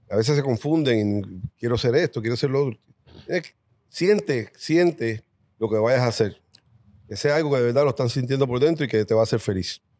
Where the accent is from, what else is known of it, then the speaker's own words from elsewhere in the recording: Spain; now in Puerto Rico; Cuando vine de España, llegué a Puerto Rico